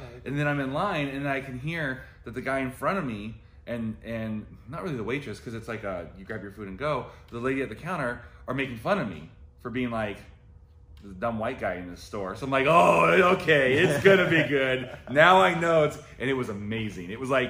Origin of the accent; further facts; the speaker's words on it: Central Valley, California, United States; moved away; also born or lived in Virginia; I grew up in the Central Valley, and everyone I knew was Hispanic